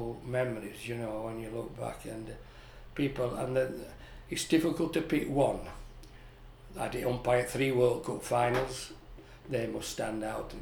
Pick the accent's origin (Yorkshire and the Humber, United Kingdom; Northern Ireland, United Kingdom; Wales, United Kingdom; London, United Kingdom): Yorkshire and the Humber, United Kingdom; Barnsley; as a kid growing up in Barnsley